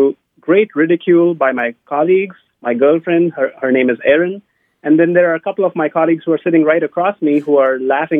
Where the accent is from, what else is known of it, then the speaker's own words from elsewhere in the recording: India; moved away; I grew up in India